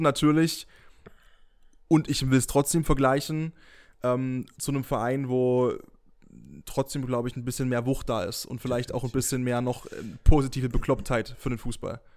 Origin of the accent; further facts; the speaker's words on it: near Dresden, Saxony, Germany; ich bin in der Nähe von Dresden geboren und aufgewachsen